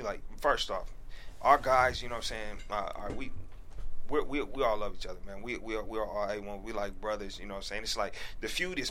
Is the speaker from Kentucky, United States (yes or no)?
no; Bay Area, California, United States; Like, I'm from the Bay Area.